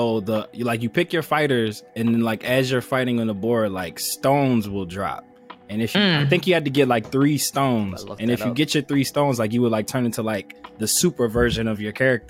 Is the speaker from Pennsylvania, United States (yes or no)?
yes; Philadelphia, Pennsylvania, United States; as a Philadelphian